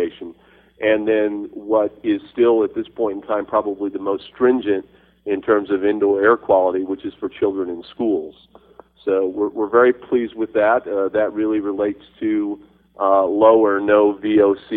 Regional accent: New Mexico, United States; I am from New Mexico

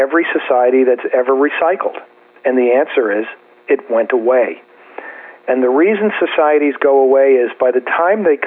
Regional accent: New Jersey, United States; I'm from New Jersey too

